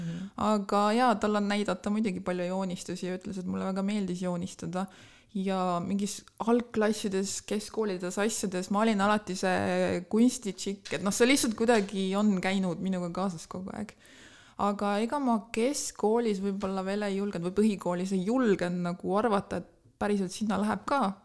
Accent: Tallinn, Harju County, Estonia; moved away as an adult; now in Tartu, Estonia; ma olen tegelikult pärit Tallinnast, ma olen ah. sündinud Tallinnas, käinud koolis Tallinnas

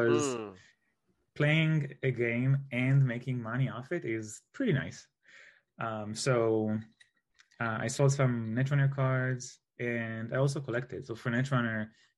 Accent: Israel; I'm from Israel

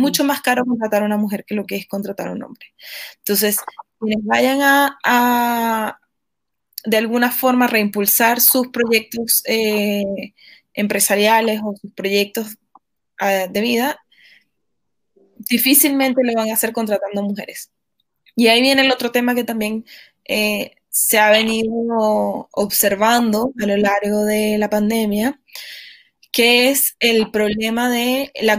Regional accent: Venezuela; now in Chile; yo soy venezolana y soy chilena también, pero en, este país en el que vivo

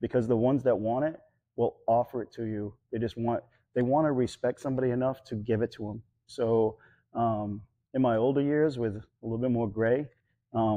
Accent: New Hampshire, United States; moved away; also born or lived in Ohio; I grew up in New Hampshire, and the only thing local was Taekwondo

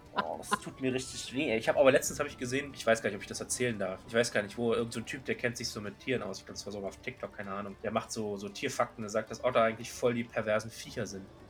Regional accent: Berlin, Germany; bei uns in Berlin

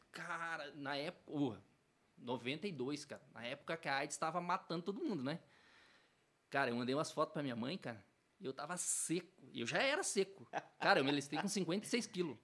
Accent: Telêmaco Borba, Paraná, Brazil; eu sou nascido aqui

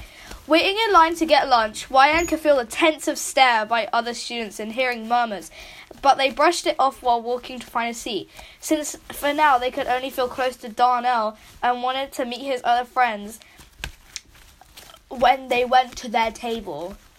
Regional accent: United Kingdom; I'm actually British.

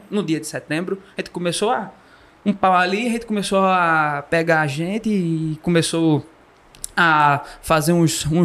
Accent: Pernambuco, Brazil; E essa porrada eu tava, meu amigo, que eu sou daqui, né, de Pernambuco.

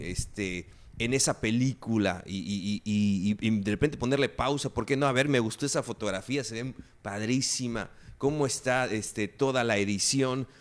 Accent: Campeche, Mexico; de toda la gente que nacimos y que vivimos en esta región, los, de, los que somos de Campeche

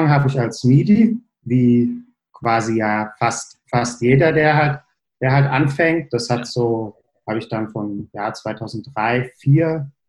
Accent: Bingen, Rhineland-Palatinate, Germany; ich komme grundsätzlich aus der Nähe, wo ihr auch her seid, quasi nicht aus Hessen, sondern aus Rheinland-Pfalz. Bin äh, in Bingen zur Schule gegangen

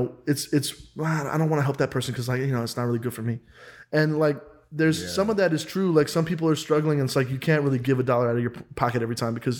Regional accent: Kansas, United States; I'm from Kansas

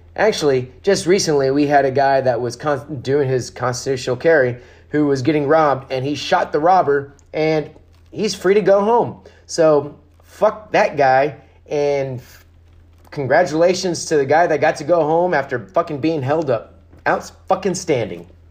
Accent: Texas, United States; we're the Lone Star State.

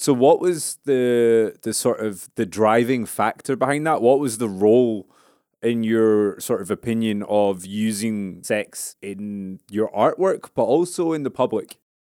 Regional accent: Scotland, United Kingdom; I grew up in Scotland

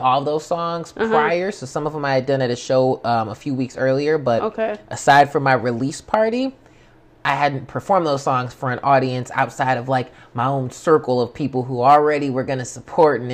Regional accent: Pontiac, Michigan, United States; now in Warren, United States; I live in Warren technically now, but I'm from Pontiac

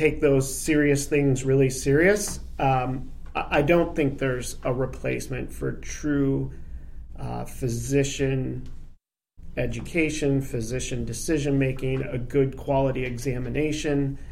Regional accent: Traverse City, Michigan, United States; moved away as an adult; now in Aurora, United States; Grew up, born and raised in Traverse City, Michigan.

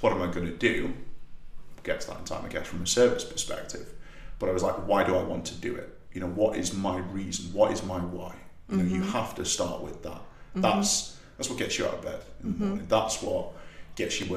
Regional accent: North East England, United Kingdom; accent: Geordie; the northeast of England, you know, the single biggest area of unemployment in the UK, where I'm from, even though my accent varies quite a lot depending on if I'm speaking to a Geordie or somebody else, slip back into it very, very easily and comfortably

